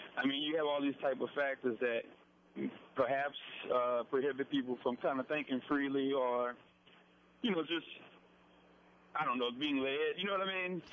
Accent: New Orleans, Louisiana, United States; growing up in New Orleans

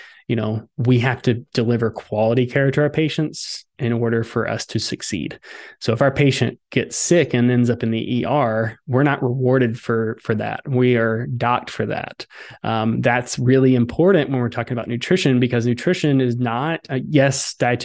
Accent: Southern Alabama, United States; I grew up in Southern Alabama

